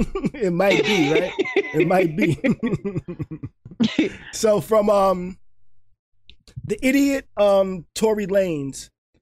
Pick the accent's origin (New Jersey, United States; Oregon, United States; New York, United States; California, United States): New York, United States; now in Florida, United States; Okay, I'm from New York. I'm from New York.